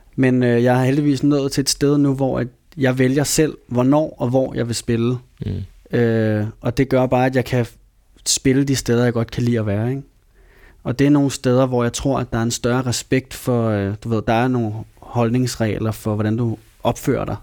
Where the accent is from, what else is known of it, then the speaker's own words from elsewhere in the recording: Copenhagen, Capital Region of Denmark, Denmark; jeg voksede op i København. Ja. Hele mit liv